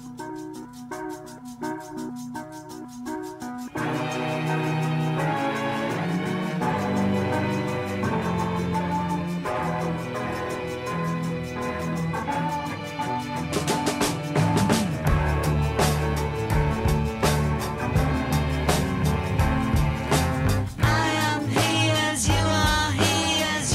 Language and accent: English; the South, United States; accent: Southern; If you can't tell from my accent, I am a Southern boy